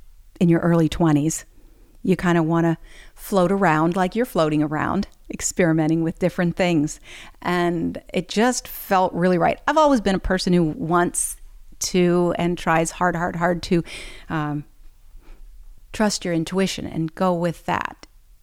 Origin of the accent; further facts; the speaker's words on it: Ohio, United States; moved away as an adult; also born or lived in Chicago; now in New Orleans, United States; I grew up in Ohio in the Amish country and went to the School of the Art Institute in Chicago for a couple of years and then went back to the farm and stayed there for a while.